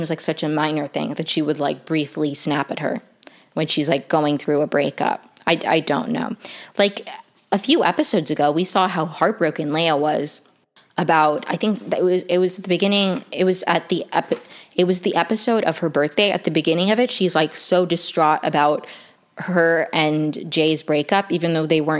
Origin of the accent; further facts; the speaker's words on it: Venezuela; I'm from Venezuela